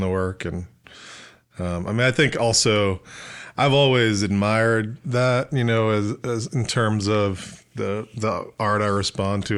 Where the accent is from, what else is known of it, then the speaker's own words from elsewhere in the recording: New York City, New York, United States; moved away as an adult; also born or lived in New Paltz, New York / Austin, Texas; now in Oxford, Mississippi, United States; I grew up in Southern Brooklyn and, uh, in kinda over by Coney Island, Gravesend, Bensonhurst